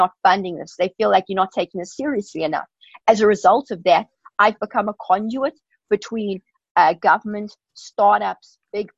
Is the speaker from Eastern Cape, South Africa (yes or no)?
no; Pretoria, Gauteng, South Africa; moved away as an adult; now in San Francisco, United States; I grew up in Pretoria